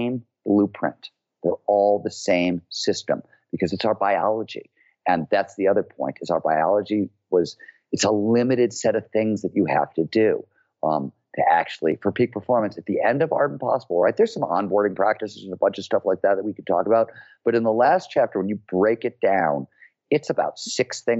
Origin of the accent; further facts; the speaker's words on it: Cleveland, Ohio, United States; I grew up in Cleveland, Ohio in the 70s when it was a blue collar, working